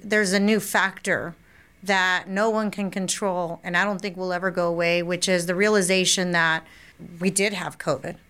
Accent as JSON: {"language": "English", "region": "California", "country": "United States", "moved": "as an adult", "lives_now": "Florida, United States", "said": "I'm from California"}